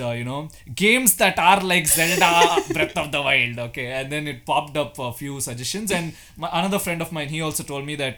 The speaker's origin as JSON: {"language": "English", "country": "India", "said": "we are Indian"}